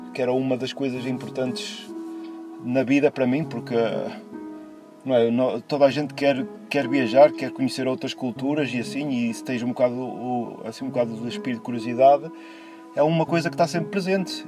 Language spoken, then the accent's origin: Portuguese; São João da Madeira, Aveiro District, Portugal; moved away as an adult; now in Wrexham, United Kingdom; tenho 43 anos de idade e sou de São João da Madeira